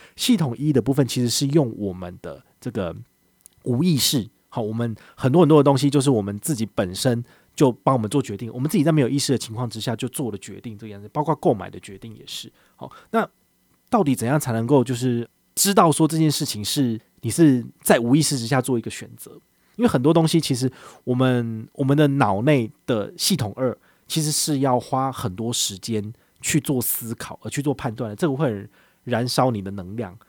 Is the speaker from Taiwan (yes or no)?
yes; Taiwan; 我们台湾人